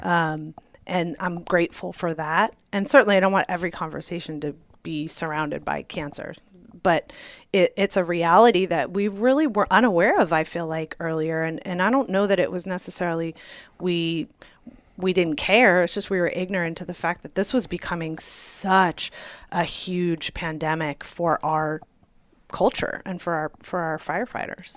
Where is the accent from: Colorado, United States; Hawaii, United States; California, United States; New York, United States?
California, United States; Santa Monica; now in Arizona, United States; I grew up in Santa Monica, small beach town in California